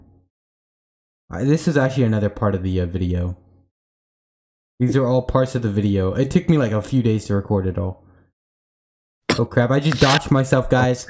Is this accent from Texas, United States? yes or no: yes; Texas, United States; I am a Texan